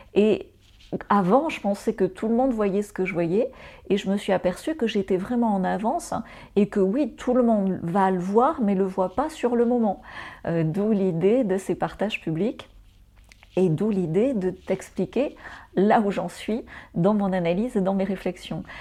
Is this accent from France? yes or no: yes; France; now in Mauritius; je suis française, j'ai eu besoin d'un visa